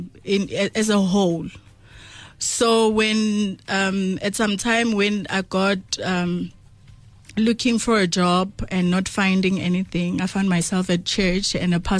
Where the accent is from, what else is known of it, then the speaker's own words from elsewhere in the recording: Venda, Chikudini, Limpopo, South Africa; I'm from Venda Chikudini